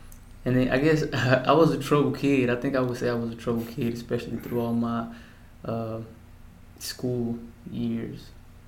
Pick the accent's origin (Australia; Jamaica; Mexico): Mexico; also born or lived in El Paso, United States; I was born in El Paso, Texas, February 1st, 1993. From what I've always been told, that the hospital's call was Thompson, the Thompson Hospital. But they would always refer to it in Spanish, El Thomason. Yeah, so I remember my childhood when I was living in Mexico.